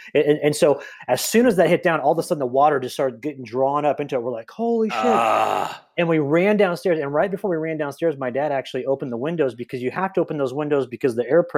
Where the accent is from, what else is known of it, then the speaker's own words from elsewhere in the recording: Tornado Alley, United States; I grew up in Tornado Alley